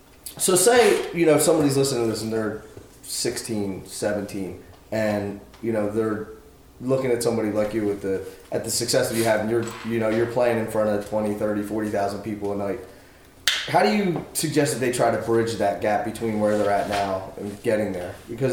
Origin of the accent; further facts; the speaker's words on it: Philadelphia, Pennsylvania, United States; I'm originally from Philly.